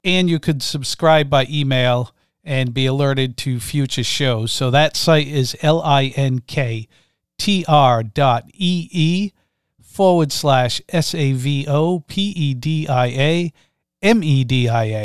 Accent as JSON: {"language": "English", "region": "Rhode Island", "country": "United States", "said": "I'm from Rhode Island."}